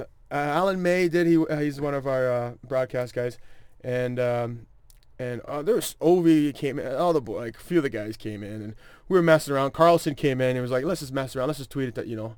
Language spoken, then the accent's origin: English; Toronto, Ontario, Canada; I am from Toronto